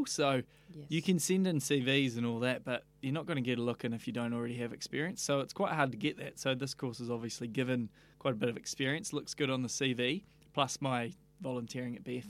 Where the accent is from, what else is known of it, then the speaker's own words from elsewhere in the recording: Leithfield, Canterbury, New Zealand; also born or lived in London / Austria / Western Australia; I grew up in North Canterbury in Leafield, so it's a small beach town about 45 minutes north of Christchurch. So I was there until I was about 19